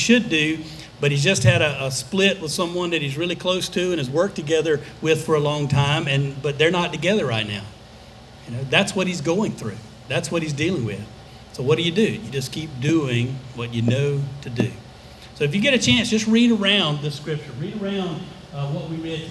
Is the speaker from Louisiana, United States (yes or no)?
no; Alabama, United States; I grew up in Alabama